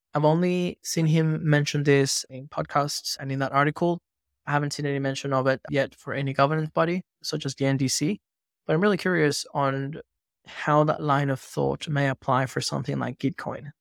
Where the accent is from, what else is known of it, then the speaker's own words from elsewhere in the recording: Venezuela; moved away; growing up in Venezuela